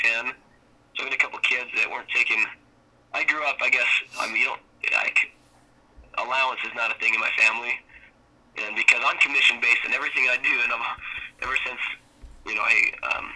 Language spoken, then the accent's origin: English; Enoch, Utah, United States; I grew up in Southern Utah. So I worked for the city of Enoch